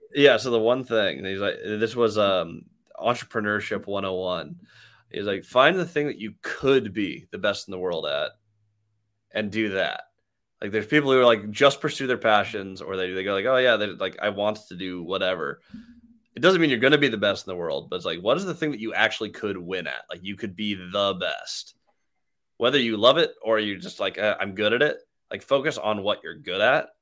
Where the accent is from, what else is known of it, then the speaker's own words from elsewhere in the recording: Seattle, Washington, United States; I'm from Seattle